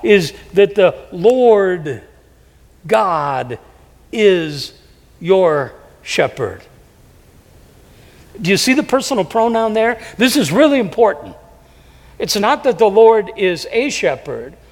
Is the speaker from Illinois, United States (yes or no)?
no; Davenport, Iowa, United States; moved away; I was raised in a city, Davenport